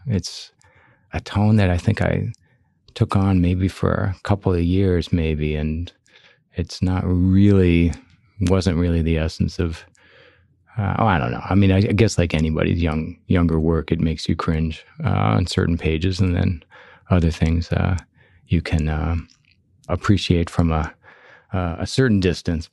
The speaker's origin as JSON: {"language": "English", "town": "Chicago", "region": "Illinois", "country": "United States", "tie": "born or raised there", "said": "when I was growing up in Chicago"}